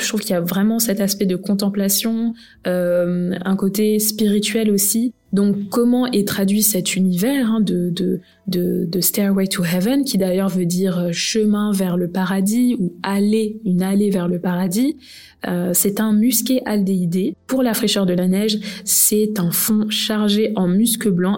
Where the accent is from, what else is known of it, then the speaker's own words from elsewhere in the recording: France; Je suis née en France